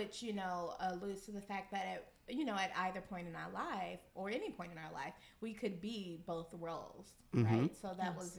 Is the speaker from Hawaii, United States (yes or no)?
no; Miami, Florida, United States; now in New York, United States; I'm from Miami